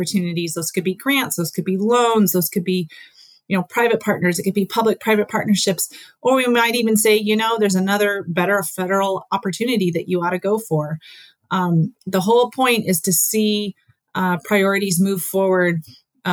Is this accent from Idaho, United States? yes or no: no; Alaska, United States; even though I'm from Alaska and I grew up in Alaska and I've spent a lot of my time in Alaska